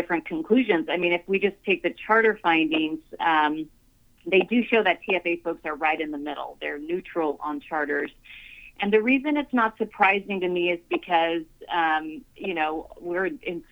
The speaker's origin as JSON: {"language": "English", "area": "Rio Grande Valley", "region": "Texas", "country": "United States", "tie": "born or raised there", "said": "I grew up in the Rio Grande Valley"}